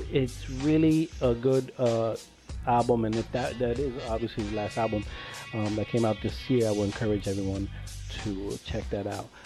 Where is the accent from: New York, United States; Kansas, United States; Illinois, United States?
New York, United States; New York City; I grew up New York, obviously. Brooklyn, I'm from Brooklyn